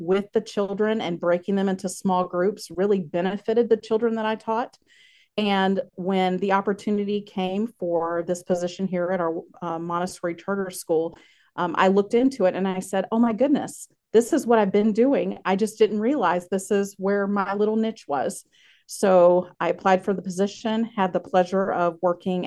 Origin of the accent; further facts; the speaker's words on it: North Carolina, United States; moved away as an adult; also born or lived in Okinawa, Japan; now in Wausau, United States; I am originally from North Carolina